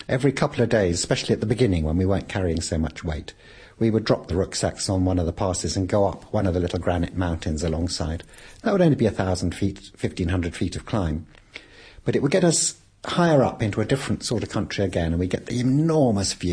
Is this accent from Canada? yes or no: no; Scotland, United Kingdom; Scottish people. We're from Scotland.